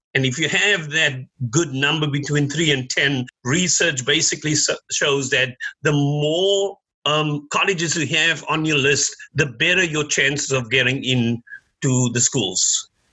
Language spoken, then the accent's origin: English; Cape Town, Western Cape, South Africa; now in United States; I was born in in Cape Town, South Africa. Came here more than 30 years ago.